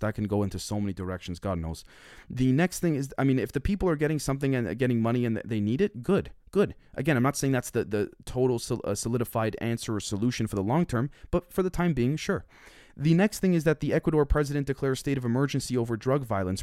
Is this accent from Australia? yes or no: no; Canada; I'm Canadian